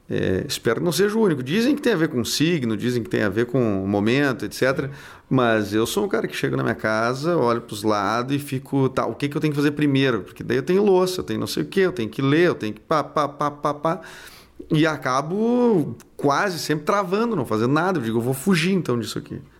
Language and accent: Portuguese; Santa Catarina, Brazil; now in Rio Grande do Sul, Brazil; Ah, eu sou de Santa Catarina, mas minha família daqui do Rio Grande do Sul é muito pequena, que é a família que eu convivi.